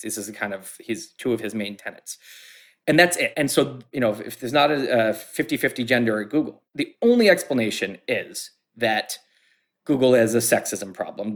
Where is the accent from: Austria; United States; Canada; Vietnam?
United States; I grew up in American society